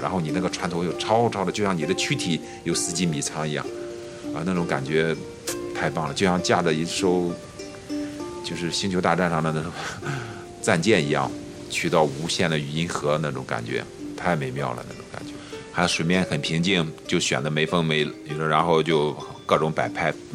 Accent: Yanzhou, Shandong, China; moved away as an adult; 今年四十一岁，呃，我来自山东兖州。我在这个城市的铁路部门叫电务段工作

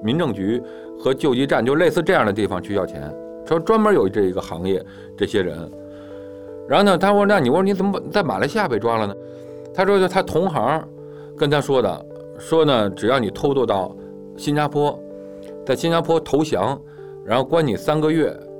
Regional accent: China; 因为我中国人都坐一块儿嘛

